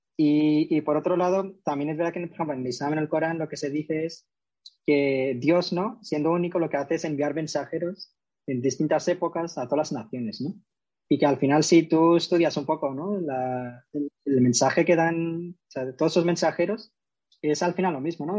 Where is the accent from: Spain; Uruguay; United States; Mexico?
Spain; Córdoba, Andalusia; now in Madrid, Spain; soy cordobés de nacimiento y ahora mismo vivo en Madrid.